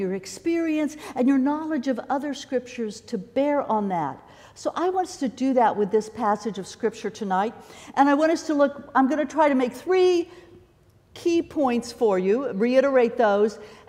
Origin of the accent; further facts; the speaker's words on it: Kansas City, United States; I grew up in the Kansas City area